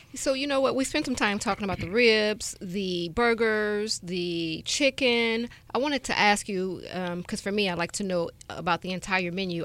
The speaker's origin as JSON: {"language": "English", "town": "Chicago", "region": "Illinois", "country": "United States", "moved": "yes", "said": "I'm from Chicago"}